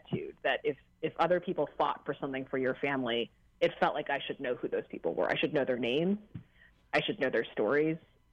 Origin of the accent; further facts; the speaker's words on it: United States; growing up in this country in the 80s and 90s